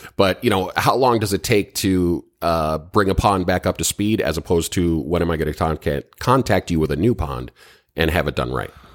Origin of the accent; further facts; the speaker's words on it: Minnesota, United States; now in Florida, United States; I'm from Minnesota originally